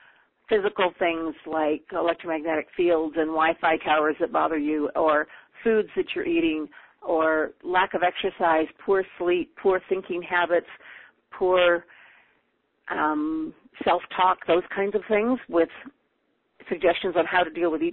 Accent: Canada; also born or lived in Peru; now in Calgary, Canada; I now live in Calgary, Alberta. I am Canadian, and we make our home here at the moment

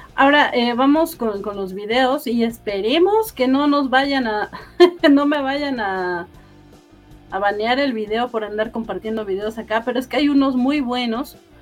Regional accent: Mexico; yo como mexicana

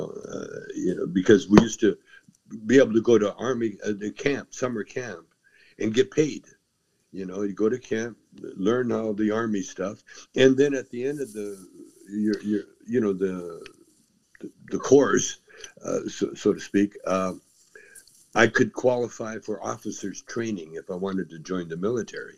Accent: Calgary, Alberta, Canada; also born or lived in Edmonton; I was born in Edmonton. I was raised in Calgary

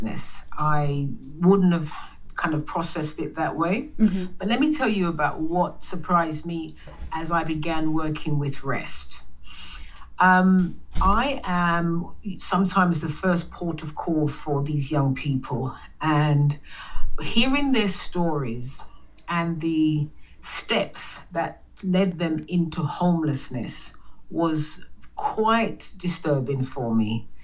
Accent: London, United Kingdom; moved away; I grew up in London, England, with a youngest of seven siblings

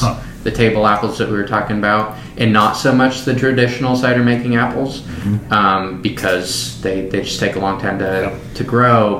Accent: Skagit Valley, Washington, United States; moved away; I grew up in the Skagit Valley, which is north of. It's in western Washington, north of Seattle

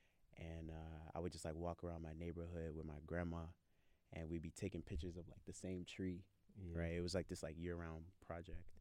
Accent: Virginia, United States; I'm from the 7-5

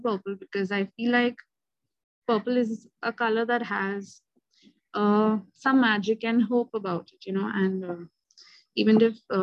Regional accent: India; I'm from India

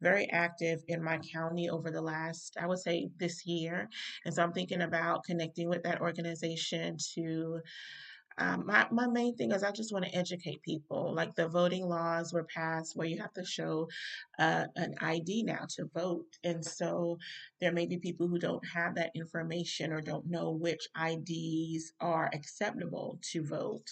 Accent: North Carolina, United States; here in my home state

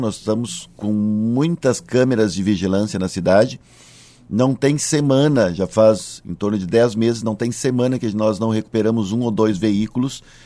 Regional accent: Cachoeirinha, Rio Grande do Sul, Brazil; Eu sou natural de Cachoeirinha, hoje é a cidade em que tenho a honra de ser prefeito

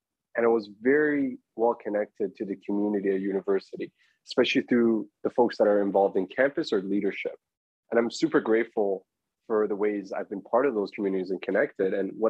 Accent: Toronto, Ontario, Canada; I haven't booked my accommodation. I'm from Toronto.

